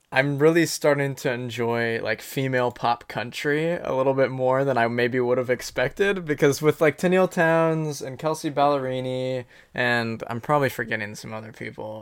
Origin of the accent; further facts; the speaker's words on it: Anderson, Indiana, United States; He grew up in Anderson, um, just like I did